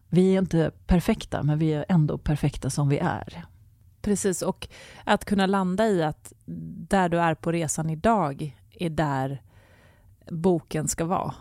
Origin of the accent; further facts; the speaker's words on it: Sweden; vi svenskar